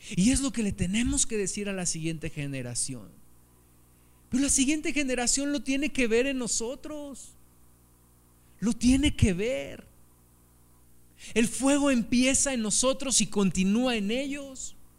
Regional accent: Mexico City, Mexico; now in Pachuca, Mexico; yo tengo en mi corazón un amor por la Ciudad de México, porque fue el lugar donde, yo me crié

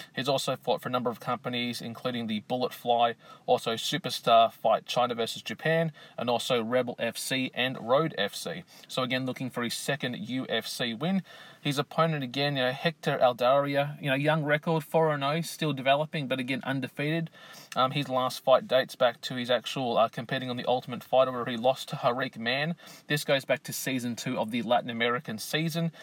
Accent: Australia; here in my home country of Australia

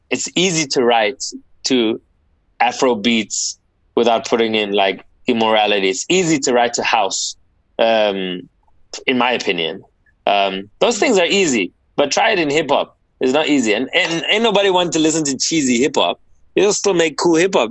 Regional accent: South Africa; born and bred in South Africa

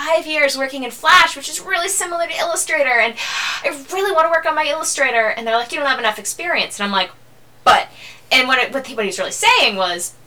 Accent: Massachusetts, United States; I'm from Massachusetts

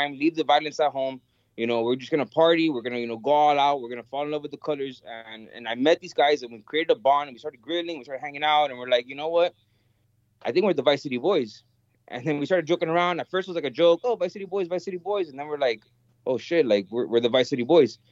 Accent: Miami, Florida, United States; I was born and raised in Miami. My mother is Cuban and my father is Venezuelan.

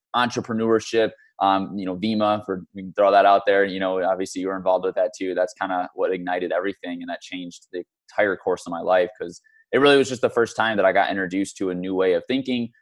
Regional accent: Michigan, United States; moved away as an adult; also born or lived in St. Louis, Missouri; now in Scottsdale, United States; was brought to Michigan when I was in second grade with my family. Um, grew up in Michigan pretty much my entire life until just over a year ago when I moved out here to Scottsdale.

